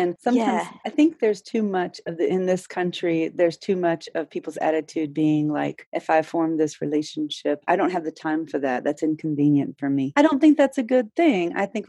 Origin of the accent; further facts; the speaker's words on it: United States; also born or lived in Nicaragua; as an American being growing up in this culture.